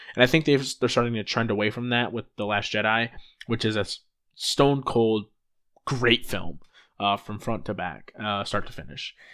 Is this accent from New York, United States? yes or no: no; Rockford, Illinois, United States; a kid from my hometown, Rockford, Illinois.